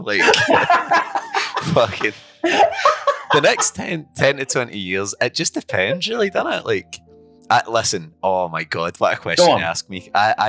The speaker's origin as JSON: {"language": "English", "town": "Irvine", "region": "Scotland", "country": "United Kingdom", "tie": "born or raised there", "moved": "as an adult", "lives_now": "Glasgow, United Kingdom", "said": "I'm from Scotland. I'm from Irvine, Scotland."}